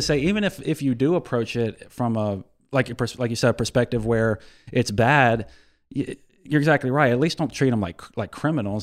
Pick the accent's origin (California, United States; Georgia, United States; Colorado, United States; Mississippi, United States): Mississippi, United States; Ocean Springs; serving my hometown